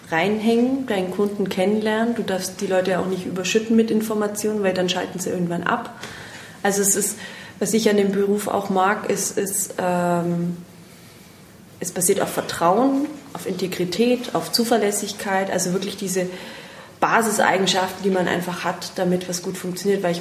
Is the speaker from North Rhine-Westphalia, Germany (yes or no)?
no; Bavaria, Germany; Ich komme aus dem Unterallgäu. Unterallgäu. Servus.